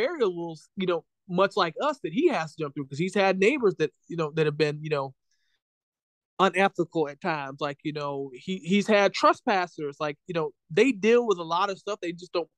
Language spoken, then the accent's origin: English; Florida, United States; moved away as an adult; also born or lived in Wisconsin; I grew up in Florida